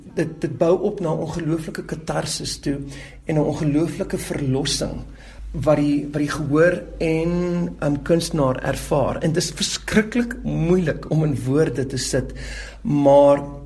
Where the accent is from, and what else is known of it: South Africa